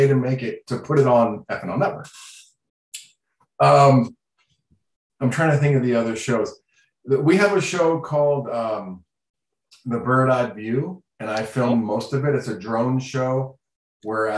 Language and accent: English; Florida, United States; first language Sign language; English is a second language; I grew up in Florida